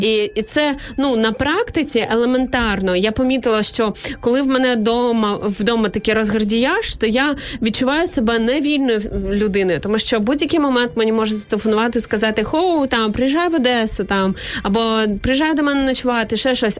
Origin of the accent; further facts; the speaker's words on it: Izmail, Odesa Oblast, Ukraine; я з півдня України